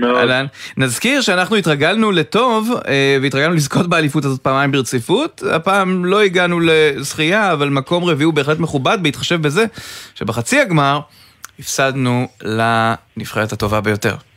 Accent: Rishon LeZion, Central District, Israel; אני גדלתי עליו בראשון

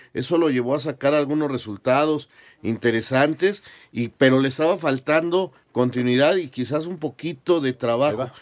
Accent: Mexico; somos los mexicanos

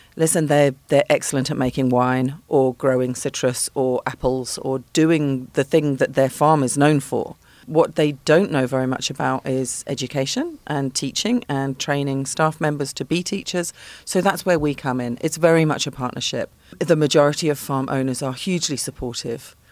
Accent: London, United Kingdom; moved away as an adult; now in Cape Town, South Africa; I am not from Pretoria. I'm from London.

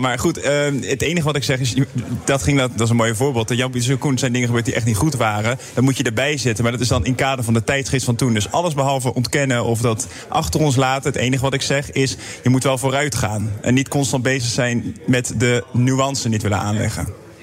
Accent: Netherlands; wij als Nederlanders

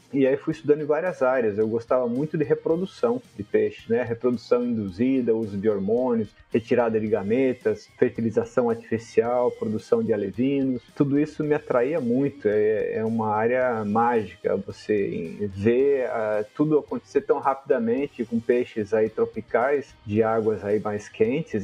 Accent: Piracicaba, São Paulo, Brazil; Piracicaba, onde eu sou nativo, né? Eu nasci em Piracicaba

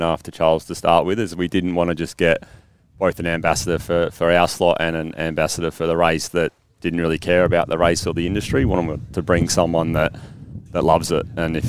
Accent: South Australia, Australia; myself and Aaron being South Australian.

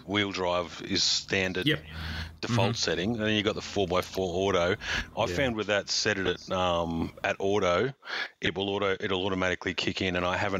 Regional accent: Queensland, Australia; being a Queenslander, aside from having the best rum in the world and living in the best place on earth

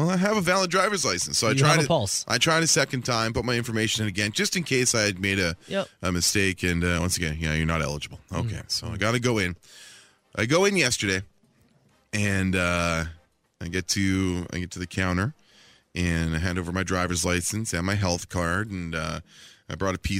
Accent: Canada; they need to see a document that proves that I'm a Canadian.

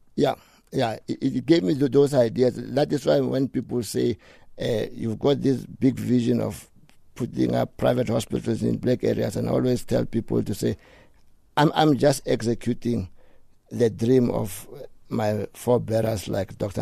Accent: Johannesburg, Gauteng, South Africa; I grew up in Dobsonville

